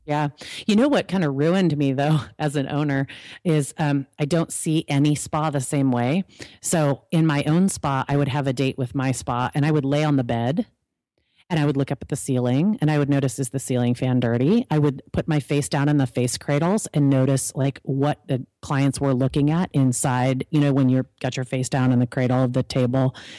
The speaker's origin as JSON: {"language": "English", "region": "California", "country": "United States", "said": "I'm actually from California"}